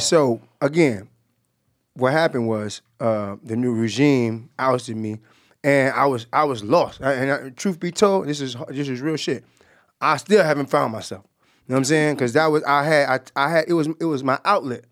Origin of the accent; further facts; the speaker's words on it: Jacksonville, Florida, United States; we grew up together. We, we, uh, we from the same block. Um, you know, he's from Myrtle Avenue. I'm from Moncrief.